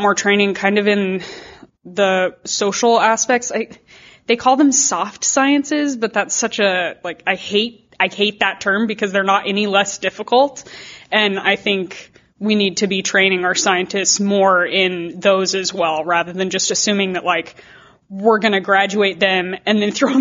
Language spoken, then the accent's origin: English; New Mexico, United States; I come from New Mexico, which is incredibly dry, except for this year, but generally very dry. And so I grew up with drought.